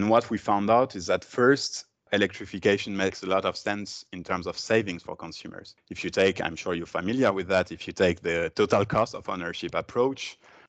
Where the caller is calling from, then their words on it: Brussels, Belgium; From Brussels, from my home, teleworking.